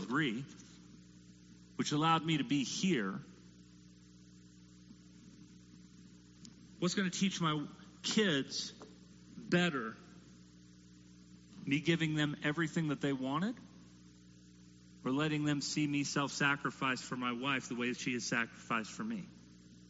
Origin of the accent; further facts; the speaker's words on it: United States; as an American parent